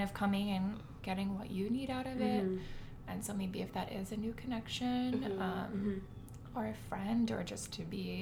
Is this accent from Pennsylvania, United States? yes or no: no; Columbus, Ohio, United States; moved away as an adult; now in Cleveland, United States; I am originally from Columbus